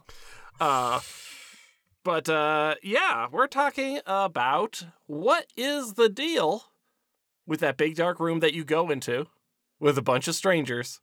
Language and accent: English; Pennsylvania, United States; we are both from Pennsylvania